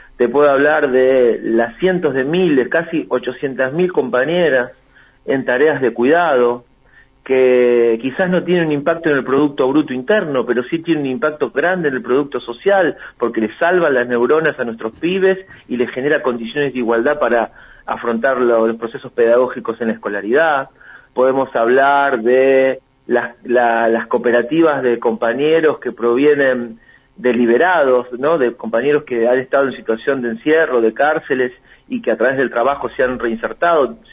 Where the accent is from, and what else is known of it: Argentina